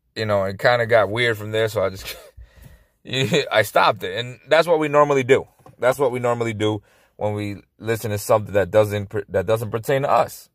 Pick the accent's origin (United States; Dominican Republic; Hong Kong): Dominican Republic; I was born in Dominican Republic